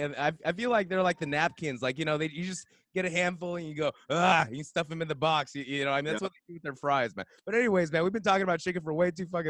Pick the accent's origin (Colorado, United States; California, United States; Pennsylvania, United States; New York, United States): California, United States; San Dimas; I grew up basically a little bit in San Dimas as well. So I know Pomona pretty well